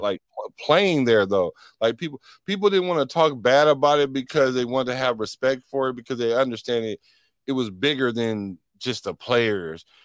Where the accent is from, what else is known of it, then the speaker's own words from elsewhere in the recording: Oakland, California, United States; also born or lived in Washington, D.C.; I wasn't born there, but I definitely was raised there, like, all my whole life.